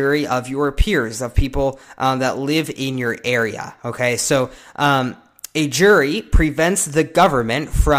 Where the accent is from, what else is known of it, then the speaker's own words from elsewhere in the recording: United States; we, as American citizens